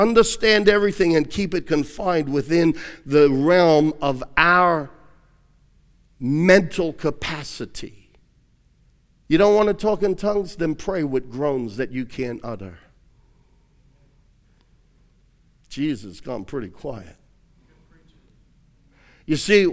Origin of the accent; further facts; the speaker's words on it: New York, United States; I'm from New York